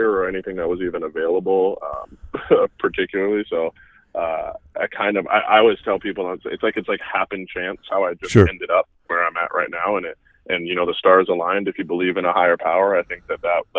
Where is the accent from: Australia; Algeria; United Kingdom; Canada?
Canada; moved away as an adult; also born or lived in Florida, United States; I grew up in Canada. I moved to Florida in 2006.